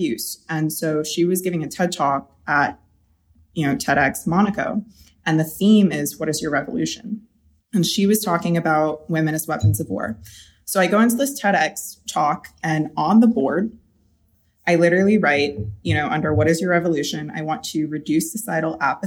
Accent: North Carolina, United States; I did grow up in a small town in North Carolina

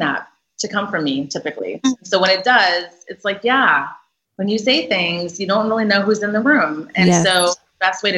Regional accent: Minnesota, United States; moved away as an adult; also born or lived in Boston; I grew up in Minnesota where most people do not look like me

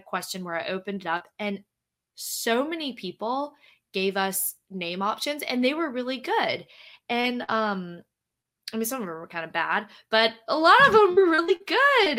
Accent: Louisiana, United States; moved away; I am from Louisiana, I'm from the South, and people, you know, a lot of mm. people from where I'm from have never like left

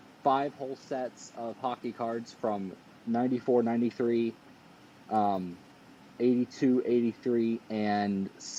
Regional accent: Texas, United States; I am from Texas. I am about an hour north of Dallas.

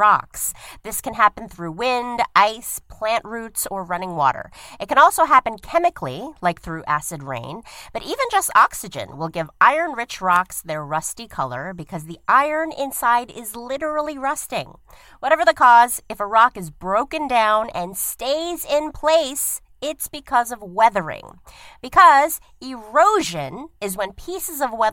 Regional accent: New York City, New York, United States; I also grew up on Staten Island, New York

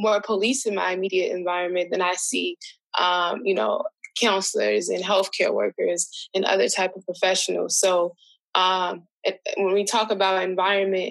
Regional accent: Chicago, Illinois, United States; I'm from Chicago, one of the most over-policed places.

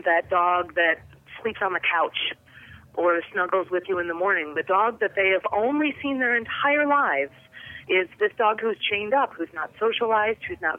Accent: Detroit, Michigan, United States; growing up in Detroit

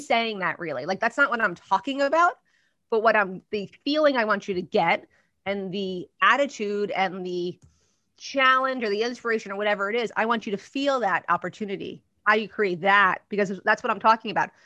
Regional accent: New Jersey, United States; I'm from Jersey

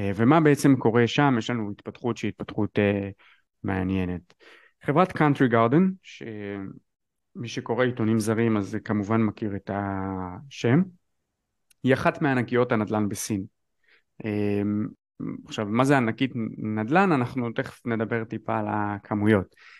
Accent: Israel

